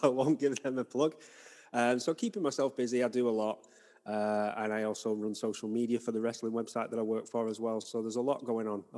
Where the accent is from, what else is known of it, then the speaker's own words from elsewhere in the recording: Wigan, North West England, United Kingdom; now in Salford, United Kingdom; I grew up in Wigan, which is sort of just outside Manchester.